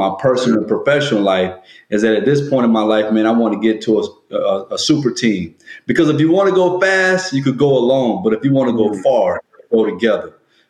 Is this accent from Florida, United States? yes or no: yes; Ocklawaha, Florida, United States; moved away as an adult; also born or lived in Bermuda; I'm from Ocklawaha, Florida